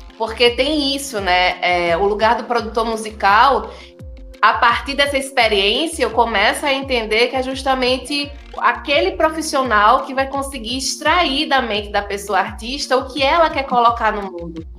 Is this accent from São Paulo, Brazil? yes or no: no; Recife, Pernambuco, Brazil; eu fui criada em Jardim Baixo, no berço do brega e do brega funk